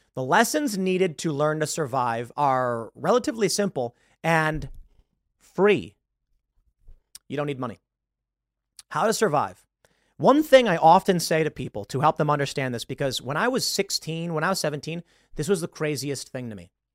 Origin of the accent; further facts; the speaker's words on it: Chicago, Illinois, United States; I grew up in South Side of Chicago.